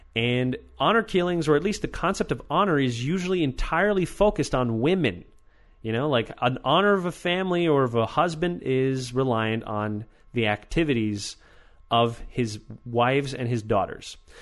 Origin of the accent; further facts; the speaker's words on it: Weedon, Quebec, Canada; my hometown in Weeden, Quebec